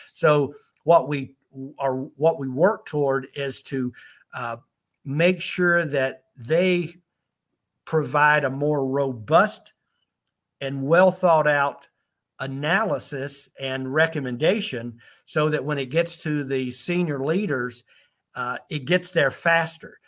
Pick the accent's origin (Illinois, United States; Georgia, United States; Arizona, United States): Georgia, United States; College Park; now in Germany; i'm right there from college park riverdale area in the atlanta area uh, that's where I'm from originally